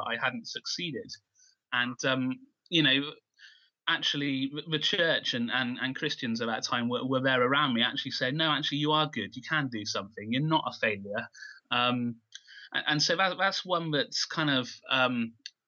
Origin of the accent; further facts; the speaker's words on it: Keynsham, South West England, United Kingdom; I've lived in Canesham all my life, so born and bred here.